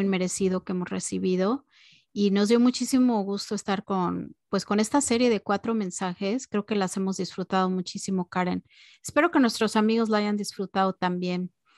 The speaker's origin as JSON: {"language": "Spanish", "country": "Mexico", "tie": "born or raised there", "said": "todas las navidades cuando era chica en México"}